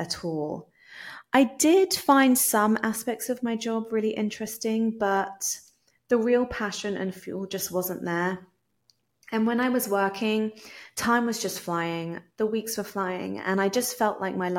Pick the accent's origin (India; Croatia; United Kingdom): United Kingdom; England; moved away as an adult; also born or lived in California / Puerto Rico; now in Palmas del Mar, Puerto Rico; hopefully you can tell from my accent that I am from England, but I'm actually currently living in Puerto Rico